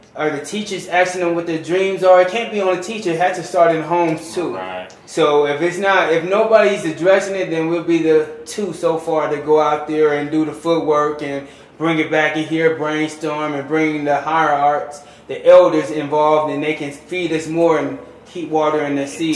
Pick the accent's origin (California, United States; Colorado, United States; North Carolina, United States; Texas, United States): California, United States; Los Angeles; moved away as an adult; now in Reno, United States; I'm from South Central Los Angeles